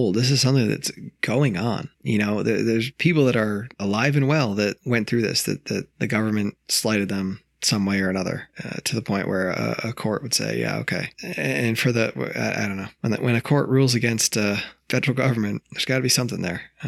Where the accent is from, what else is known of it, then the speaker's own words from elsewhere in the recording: upstate New York, United States; moved away; From New York, like 6 hours north of the city, 4 hours north of the city